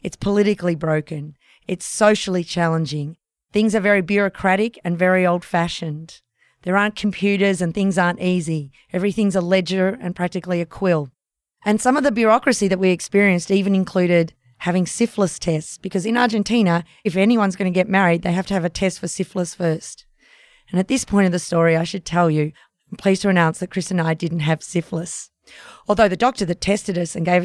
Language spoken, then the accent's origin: English; Australia; That meant leaving Australia.